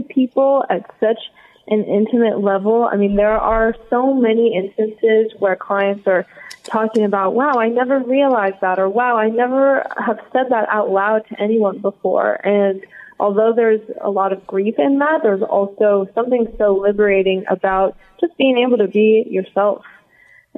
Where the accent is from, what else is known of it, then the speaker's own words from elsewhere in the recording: Los Angeles, California, United States; also born or lived in Santa Cruz, California; now in Santa Monica, United States; I grew up in West Hills